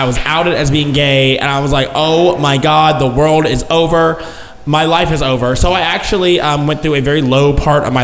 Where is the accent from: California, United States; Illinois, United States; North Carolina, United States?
North Carolina, United States; Outer Banks; moved away as an adult; now in Dallas, United States; I'm from North Carolina. I'm from the Outer Banks, which is where they flew the first airplane